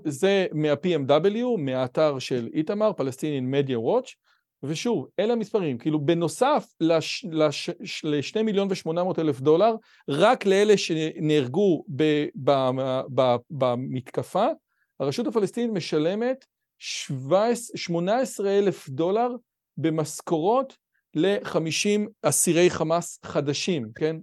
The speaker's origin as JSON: {"language": "Hebrew", "country": "Israel", "said": "אני באמת מנסה כישראלי"}